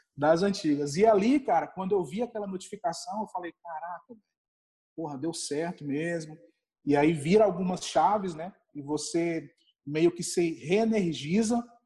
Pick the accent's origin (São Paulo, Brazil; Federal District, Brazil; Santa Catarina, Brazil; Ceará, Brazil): Federal District, Brazil; Brasília; eu sou aqui de Brasília, né? Moro aqui em Brasília